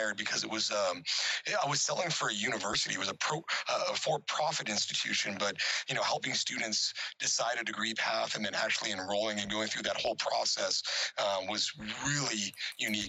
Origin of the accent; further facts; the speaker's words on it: Prescott, Arizona, United States; I actually, I grew up in Arizona. All my family's from Detroit. So Detroit and Michigan has a special place in my heart and my soul. But I'm an Arizona native. So I went to high school in northern Arizona, small little cowboy town called Prescott.